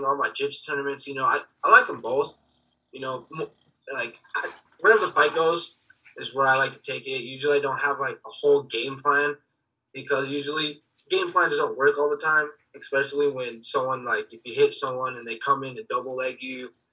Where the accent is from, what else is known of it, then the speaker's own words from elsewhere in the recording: Helena, Montana, United States; also born or lived in Las Vegas, Nevada; I was born in Las Vegas, but I was raised in Helena, Montana for most of my life